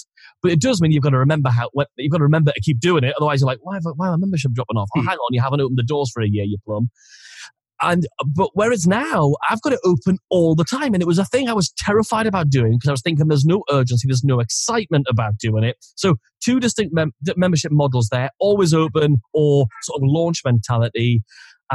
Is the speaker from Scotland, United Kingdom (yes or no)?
no; Geordie, North East England, United Kingdom; accent: Geordie; as soon as I'm around another Geordie person, I suddenly turn like Jimmy Neil